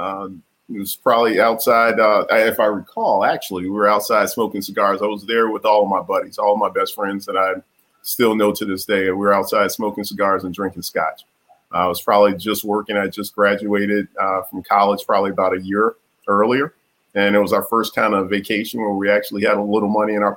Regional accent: Chicago, Illinois, United States; moved away as an adult; now in Austin, United States; I'm from the south side of Chicago. I grew up in a neighborhood called, I guess you could just, it's on 111th and Halsted

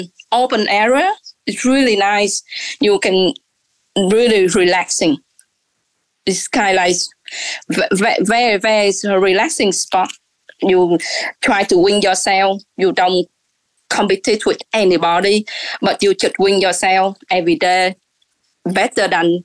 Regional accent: Osaka, Japan; English is a second language; We're from Osaka.

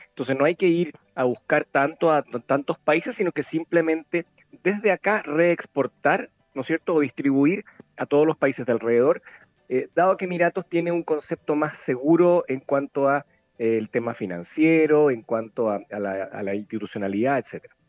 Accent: Chile; somos los chilenos

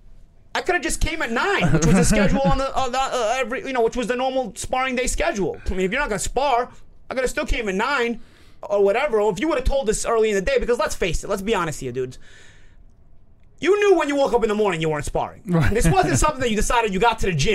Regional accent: New York, United States; I'm from New York

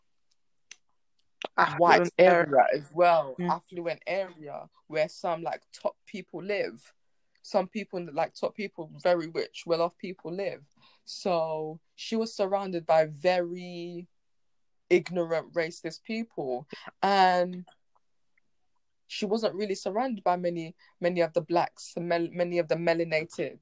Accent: London, United Kingdom; also born or lived in Hackney, London / Chingford, London; Then I lived in Edmonton for about 14, maybe 15 years

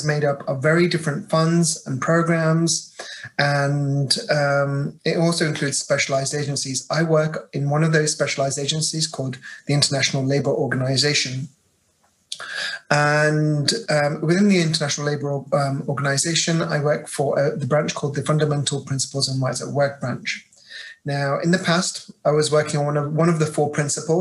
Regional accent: Birmingham, West Midlands, United Kingdom; accent: British; moved away as an adult; now in Geneva, Switzerland; I'm actually from the UK. I was born in a city called Birmingham

